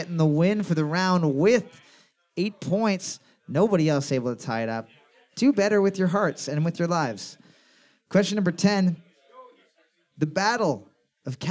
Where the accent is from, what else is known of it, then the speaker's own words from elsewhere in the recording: North Bay, Ontario, Canada; I'm from North Bay